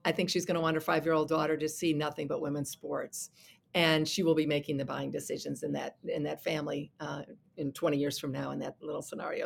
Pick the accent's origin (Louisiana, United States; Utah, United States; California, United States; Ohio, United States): Ohio, United States; Toledo; my hometown of Toledo